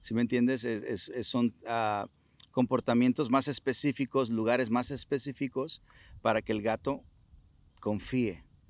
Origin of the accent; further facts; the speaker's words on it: Culiacán, Sinaloa, Mexico; moved away; sinaloense, culichi